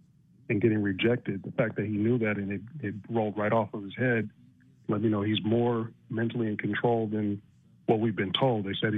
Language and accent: English; United States; as an American